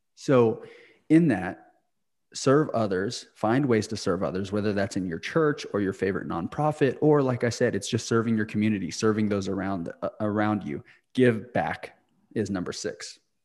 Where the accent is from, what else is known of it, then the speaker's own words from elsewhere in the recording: Clayton, New Mexico, United States; moved away; my hometown of Clayton, New Mexico